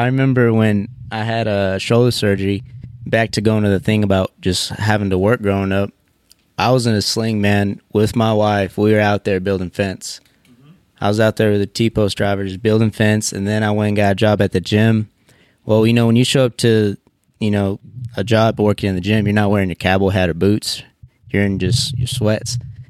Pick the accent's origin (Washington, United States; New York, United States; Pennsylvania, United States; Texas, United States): Texas, United States; Seminole; Sure, you blink, you might miss it, man. It's right near, it's on the borderline of Hobbs, New Mexico, right near Odessa, Texas.